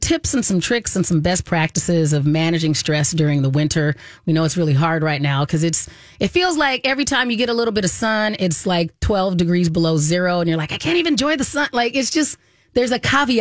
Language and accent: English; United States; as American women